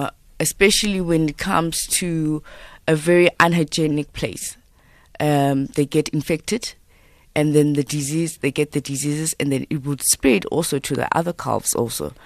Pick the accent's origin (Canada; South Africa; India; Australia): South Africa; I'm Xhosa